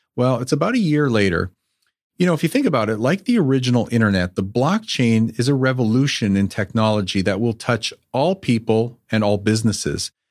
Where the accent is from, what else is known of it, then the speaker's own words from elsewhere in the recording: Canada; the Canadian me